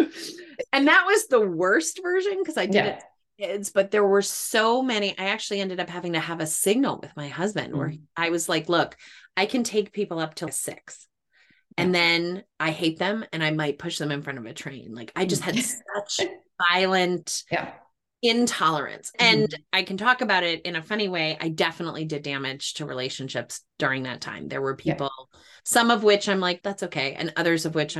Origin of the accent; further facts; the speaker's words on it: Cape Cod, Massachusetts, United States; I grew up on Cape Cod